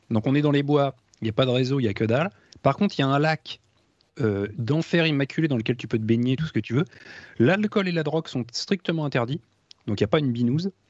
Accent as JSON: {"language": "French", "country": "France", "said": "parce que voilà, nous on est français, donc on parle, en, on parle français"}